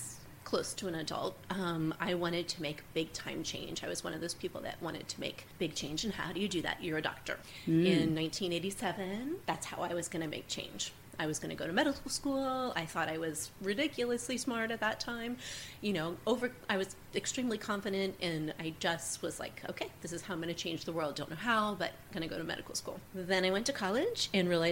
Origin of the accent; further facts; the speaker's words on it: Columbus, Ohio, United States; moved away as an adult; also born or lived in Dayton area, Ohio; now in Auglaize County, United States; I grew up in Columbus